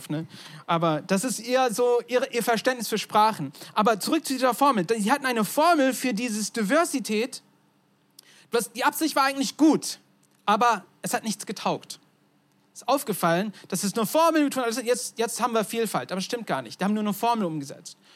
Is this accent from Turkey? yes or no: yes; Turkey; Mein Vater ist Amerikaner, meine Mutter ist Deutsche, ich bin in der Türkei aufgewachsen, also ganz durcheinander.